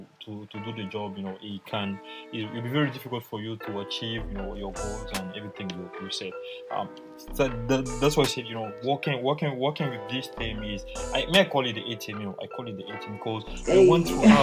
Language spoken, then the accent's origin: English; Côte d’Ivoire; also born or lived in Paris; I'm from Ivory Coast. So I joined ALU in 2017. You know, I just finished my bachelor in Paris